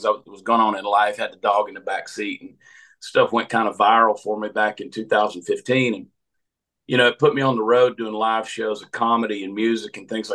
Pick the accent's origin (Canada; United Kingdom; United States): United States; Augusta, Georgia; moved away; I grew up in Augusta, Georgia